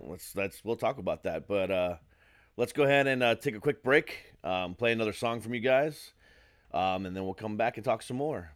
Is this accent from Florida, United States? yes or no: yes; Florida, United States; moved away as an adult; also born or lived in Ohio; now in Maryland, United States; I moved to Florida when I was eight.